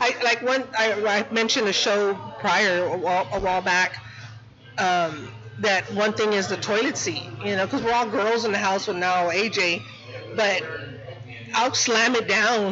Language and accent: English; San Antonio, Texas, United States; I'm from Southtown. I have my studio out there